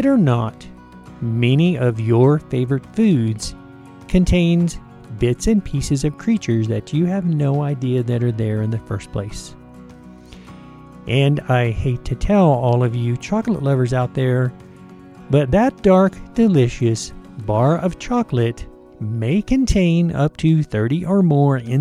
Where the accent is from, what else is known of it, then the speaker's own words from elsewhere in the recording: the South, United States; I grew up in the South